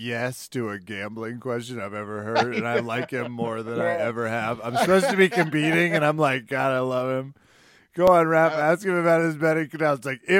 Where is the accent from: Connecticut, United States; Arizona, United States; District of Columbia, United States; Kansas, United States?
Kansas, United States; I'm from Kansas.